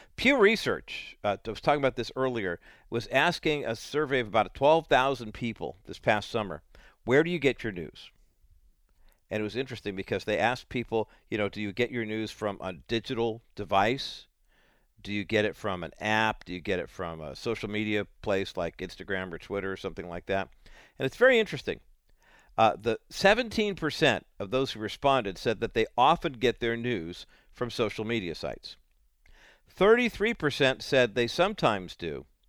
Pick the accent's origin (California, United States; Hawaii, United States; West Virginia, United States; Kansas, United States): California, United States; California guys like me